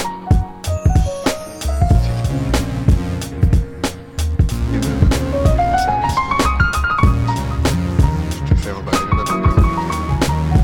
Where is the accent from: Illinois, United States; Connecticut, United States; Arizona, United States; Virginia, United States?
Virginia, United States; Winchester; also born or lived in Capon Bridge, West Virginia; We went back to my hometown, Winchester, Virginia